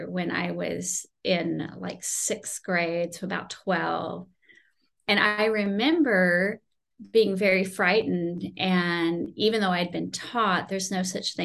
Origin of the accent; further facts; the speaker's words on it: Houston, Texas, United States; moved away as an adult; also born or lived in Oklahoma / California; I grew up in Houston